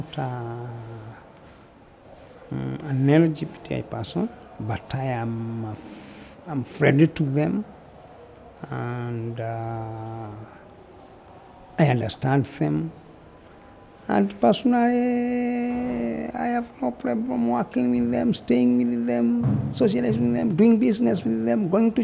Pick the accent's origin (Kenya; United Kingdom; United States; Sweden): Kenya; Central Province; now in Mombasa, Kenya; I was born in Central Province